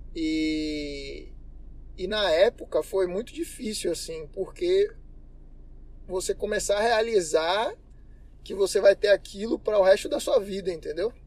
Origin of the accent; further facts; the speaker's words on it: Salvador, Bahia, Brazil; sou baiano, soteropolitano